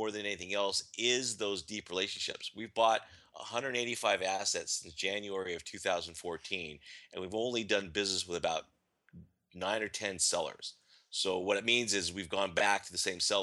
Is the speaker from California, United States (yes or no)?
yes; California, United States; I'm from California